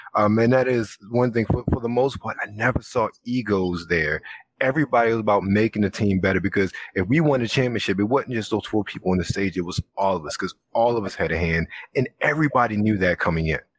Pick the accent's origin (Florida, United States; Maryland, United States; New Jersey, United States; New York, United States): Maryland, United States; Baltimore; I'm from Baltimore originally